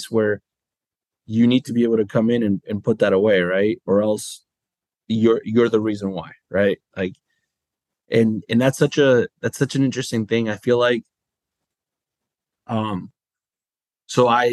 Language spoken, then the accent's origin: English; United States; growing up in the United States